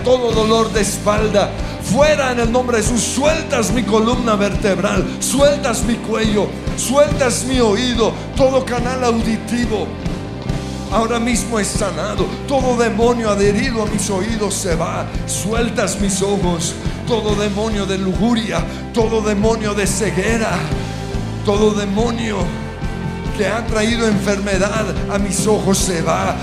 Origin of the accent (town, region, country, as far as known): Colombia